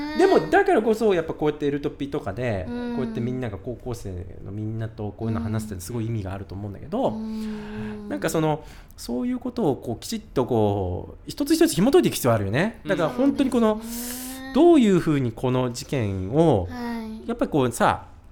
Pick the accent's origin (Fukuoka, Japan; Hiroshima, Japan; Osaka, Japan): Fukuoka, Japan; Kitakyushu; also born or lived in Yamaguchi; now in Tokyo, Japan; 福岡北九州出身だけど、うもうなんていうのつまんねえやと思って東京に出てきた